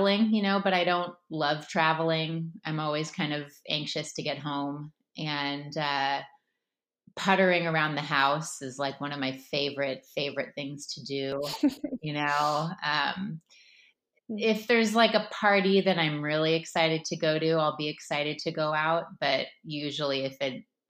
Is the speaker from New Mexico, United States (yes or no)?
no; Palos Verdes, California, United States; also born or lived in Berkeley; now in San Francisco, United States; originally, I'm from a town called Palos Verdes in LA, and my parents still live there